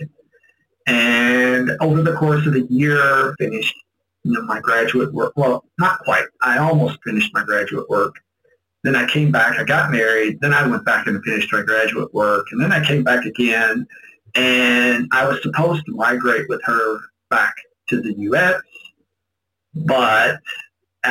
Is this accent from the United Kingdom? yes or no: no; Indiana area, Kentucky, United States; moved away as an adult; now in Philippines; I grew up in Kentucky, Indiana area